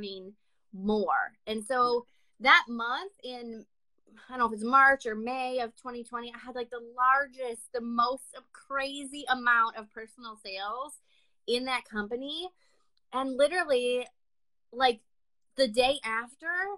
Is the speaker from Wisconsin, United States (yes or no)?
yes; Wisconsin, United States; also born or lived in New York / Chicago; I grew up in Wisconsin and I live here now